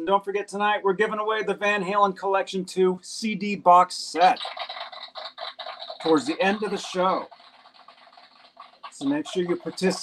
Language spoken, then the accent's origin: English; Phoenix, Arizona, United States; moved away; I'm from Arizona. I'm from Phoenix originally